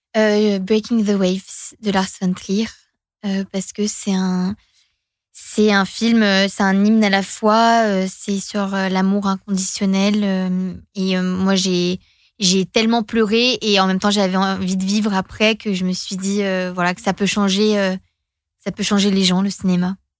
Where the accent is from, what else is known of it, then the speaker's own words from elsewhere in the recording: Finland; first language Finnish; French is a second language; suis finlandaise. c'est ma langue maternelle, c'est ma langue émotionnelle, quoi, le finnois.